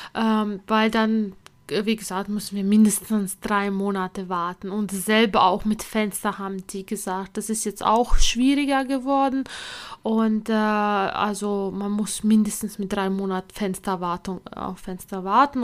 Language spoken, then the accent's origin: German; Latvia; now in Germany; ich komme ja ursprünglich aus Lettland